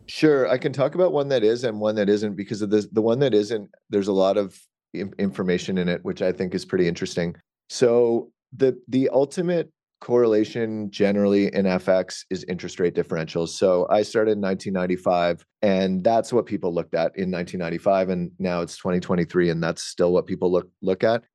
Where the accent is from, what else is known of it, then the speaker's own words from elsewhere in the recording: Canada; I'm Canadian